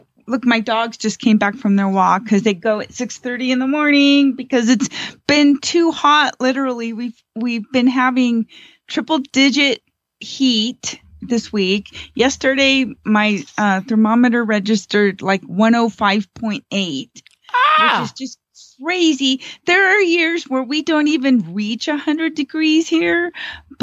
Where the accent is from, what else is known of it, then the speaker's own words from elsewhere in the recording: Southern California, United States; now in Gardnerville, United States; I grew up in Southern California